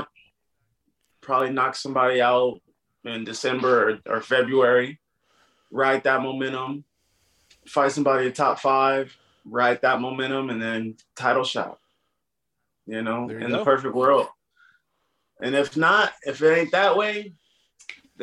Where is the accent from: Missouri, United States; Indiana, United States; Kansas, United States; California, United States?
California, United States; Fontana; I grew up in Fontana, San Bernardino